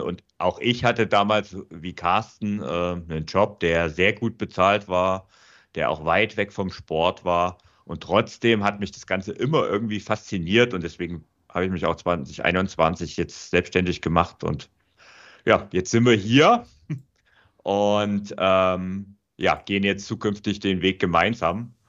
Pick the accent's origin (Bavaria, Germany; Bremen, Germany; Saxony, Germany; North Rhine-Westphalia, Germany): Saxony, Germany; Vogtland; moved away as an adult; now in Munich, Germany; ich bin auch aus der Heimat weggezogen. Also ich komme ursprünglich aus dem Vogtland ähm, und bin dann nach München gezogen